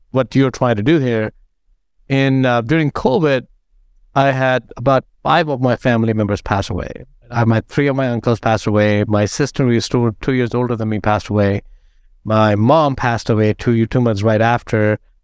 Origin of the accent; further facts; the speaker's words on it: India; moved away as an adult; now in United States; I grew up in India